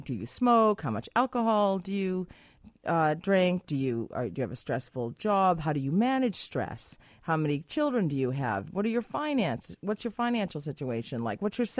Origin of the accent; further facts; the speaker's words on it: United States; I'm very Canadian. Anyway, an American who's very Canadian.